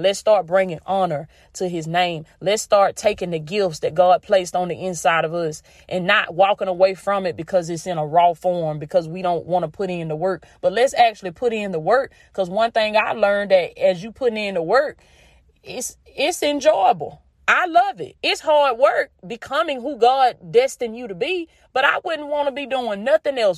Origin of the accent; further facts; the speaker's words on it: the South, United States; accent: country; I grew up in the South. I'm still in the South. And this is just the dialect